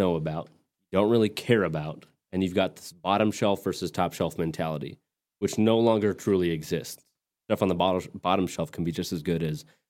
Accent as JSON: {"language": "English", "region": "West Texas", "country": "United States", "tie": "born or raised there", "also_born_or_lived": "Tulsa, Oklahoma", "moved": "yes", "lives_now": "Fort Worth, United States", "said": "my hometown was in the path of totality. So West Texas, Midland, Lubbock, that kind of area"}